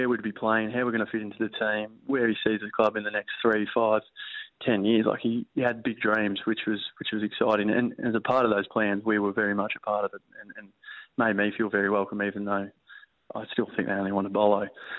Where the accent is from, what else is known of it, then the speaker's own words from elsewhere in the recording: Country Victoria, Australia; moved away as an adult; now in Perth, Australia; I was born and raised in Country Vic, so just a farming community, 600 people in Matoa, small town